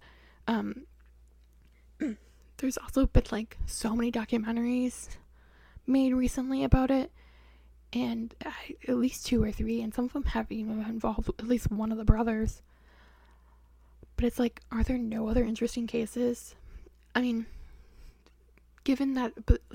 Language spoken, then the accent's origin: English; Wisconsin, United States; from Wisconsin, if you couldn't tell by the accent.